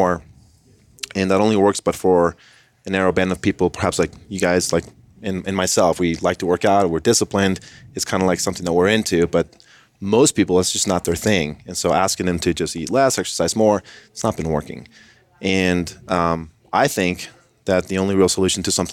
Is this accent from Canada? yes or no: no; Colombia; I am from Colombia, South America